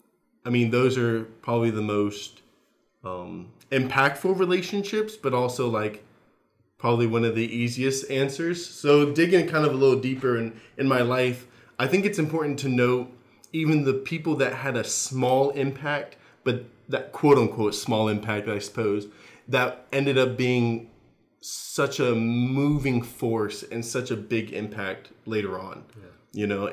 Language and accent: English; Texas, United States; moved away as an adult; also born or lived in California; now in New Jersey, United States; I am born and raised in Texas.